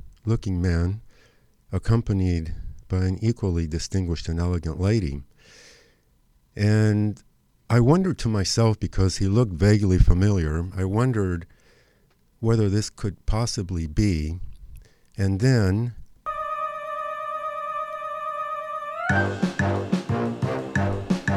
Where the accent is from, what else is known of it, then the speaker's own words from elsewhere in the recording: Argentina; now in Los Angeles, United States; whose childhood was spent growing up in Argentina